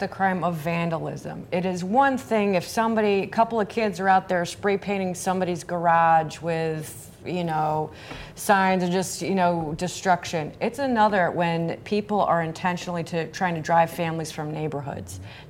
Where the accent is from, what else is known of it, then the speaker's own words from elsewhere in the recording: Northwest Indiana, United States; where I grew up in Northwest Indiana